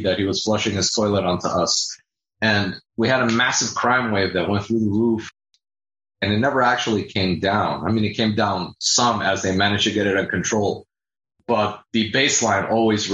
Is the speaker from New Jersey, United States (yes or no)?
no; Miami, Florida, United States; Growing up in Miami, I watched the city grow